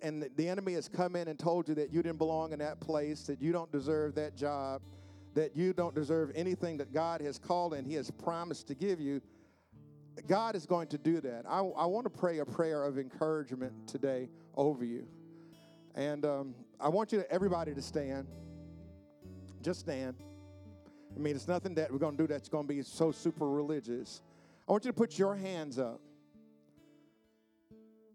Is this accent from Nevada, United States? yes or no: no; New York City, New York, United States; also born or lived in South Bronx, New York / Queens, New York; growing up where I grew up, that something like that would not happen. And I remember we moved from the South Bronx to Queens